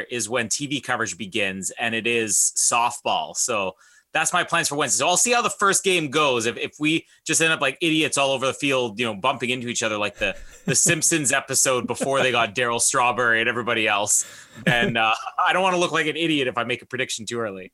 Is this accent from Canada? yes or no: yes; Canada